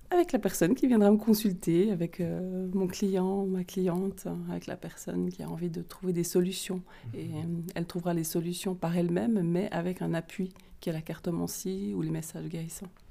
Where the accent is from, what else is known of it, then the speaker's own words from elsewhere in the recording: Vaud, Switzerland; accent: vaudois; mon super accent vaudois